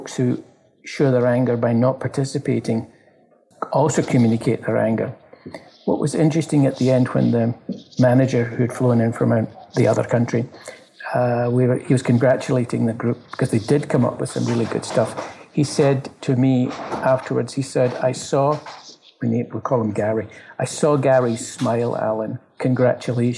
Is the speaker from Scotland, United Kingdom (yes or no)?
yes; Glasgow, Scotland, United Kingdom; now in Toronto, Canada; I live in Toronto, I come from Glasgow